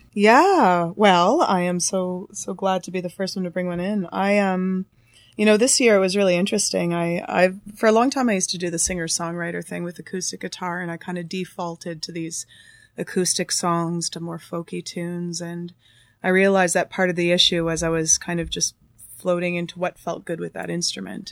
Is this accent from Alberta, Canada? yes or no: no; Thunder Bay, Ontario, Canada; now in Toronto, Canada; I'm originally from Thunder Bay